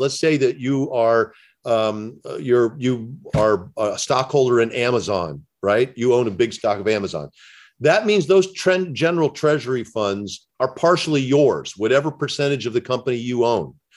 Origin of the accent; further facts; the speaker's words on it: Indiana, United States; I grew up in the Midwest. And in Indiana, where I grew up